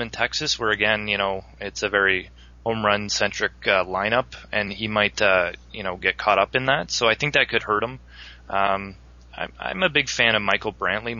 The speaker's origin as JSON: {"language": "English", "country": "Canada"}